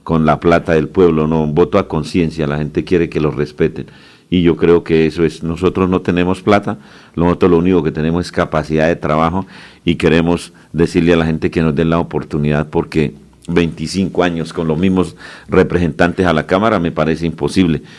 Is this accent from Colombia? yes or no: yes; Concepción, Santander, Colombia; allá en mi tierra, en mi pueblo.